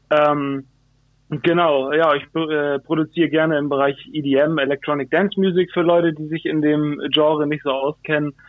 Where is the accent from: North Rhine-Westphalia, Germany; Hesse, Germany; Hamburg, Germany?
Hamburg, Germany; bin gebürtiger Hamburger, wo ich auch sehr stolz drauf bin. Ähm, Hamburg meine Perle sozusagen. Ähm, genau, in Altona geboren und äh, in Wandsbek aufgewachsen.